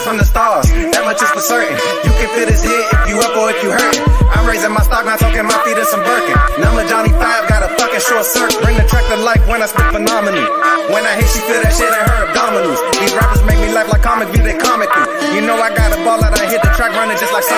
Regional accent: Canada; now in New York City, United States; I'm Canadian

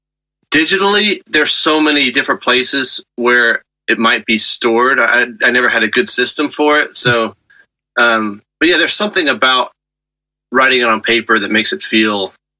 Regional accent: Texas, United States; I grew up in Texas

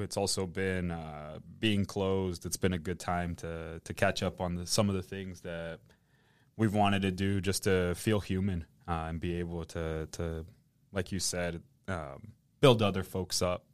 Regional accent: Indiana, United States; moved away; also born or lived in Matamoros, Tamaulipas, Mexico / Vallehermoso, Tamaulipas, Mexico; I grew up in the Midwest, of all places, in Indiana

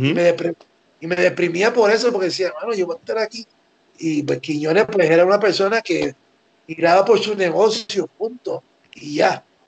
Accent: Puerto Rico; now in Mexico; Y Boricua, porque soy Boricua.

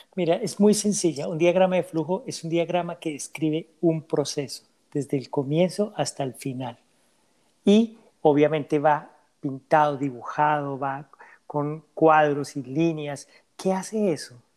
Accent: Colombia; now in Canada; Colombia, que es mi país de origen

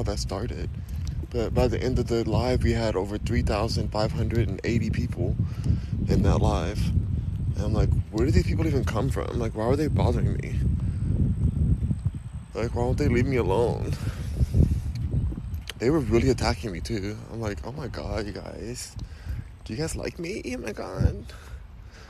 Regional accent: Los Angeles, California, United States; also born or lived in Houston, Texas; I'm from Los Angeles, but I'm in Houston, Texas right now

